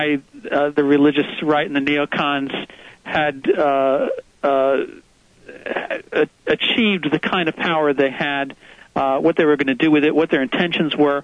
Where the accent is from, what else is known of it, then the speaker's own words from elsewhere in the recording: Northeast, United States; growing up in the Northeast